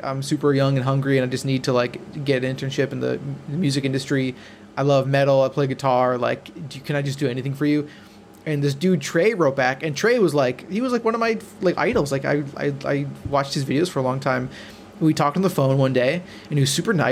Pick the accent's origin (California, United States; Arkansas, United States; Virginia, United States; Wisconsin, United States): Wisconsin, United States; moved away as an adult; now in Los Angeles, United States; I am originally from Wisconsin. Went to school at UW Oshkosh